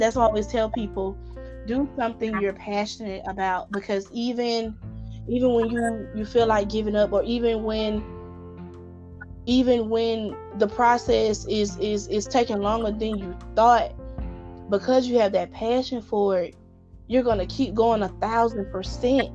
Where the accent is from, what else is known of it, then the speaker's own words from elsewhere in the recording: Atlanta, Georgia, United States; I'm from Atlanta, Georgia